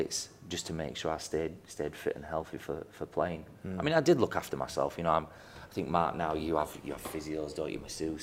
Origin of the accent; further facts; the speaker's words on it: Yorkshire and the Humber, United Kingdom; Being a Yorkshireman